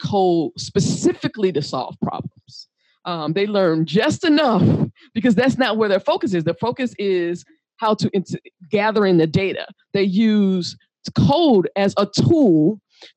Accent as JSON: {"language": "English", "country": "United States", "said": "I'm from the United States."}